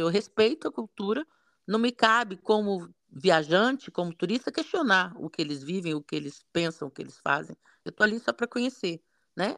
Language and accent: Portuguese; Brasília, Federal District, Brazil; eu nasci no, no em Brasília, né? Região de Cerrado, muito seco